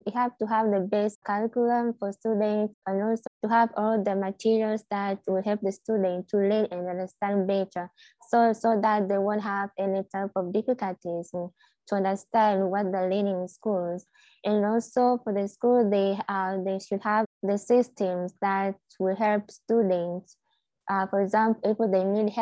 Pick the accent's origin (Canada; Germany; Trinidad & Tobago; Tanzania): Tanzania; now in New York, United States; I'm from Tanzania, and I'm currently a college student at the City University of New York